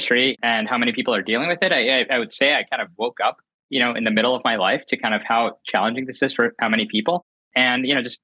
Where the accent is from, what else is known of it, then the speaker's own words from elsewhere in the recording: North Carolina, United States; I grew up in North Carolina, later went to Penn and was working on Wall Street